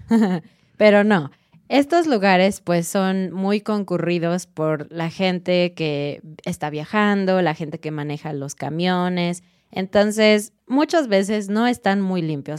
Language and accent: Spanish; Mexico